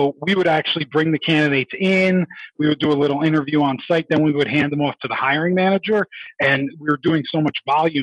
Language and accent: English; New Jersey, United States; moved away; also born or lived in New York City; I grew up back east in New Jersey and worked in New York City for over 10 years